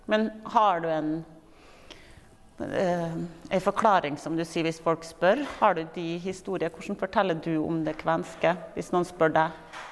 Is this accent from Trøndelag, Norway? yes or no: no; Kristiansund, Møre og Romsdal, Norway; Jeg kommer jo fra Kristiansund.